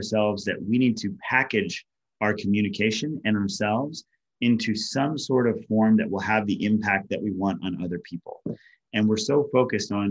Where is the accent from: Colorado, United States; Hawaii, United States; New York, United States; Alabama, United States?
Hawaii, United States; being isolated and lonely growing up in Hawaii